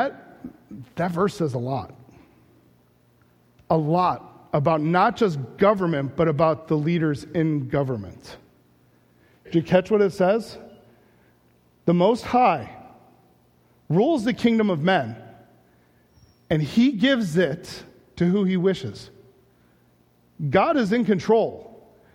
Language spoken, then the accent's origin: English; United States; I have Nebuchadnezzar's pride as an American